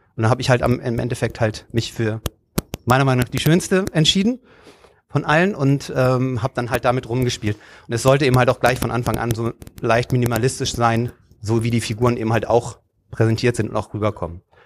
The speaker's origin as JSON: {"language": "German", "region": "Hamburg", "country": "Germany", "tie": "born or raised there", "said": "ich komme selber aus Stelzhoop, äh, wo ich eigentlich groß geworden bin"}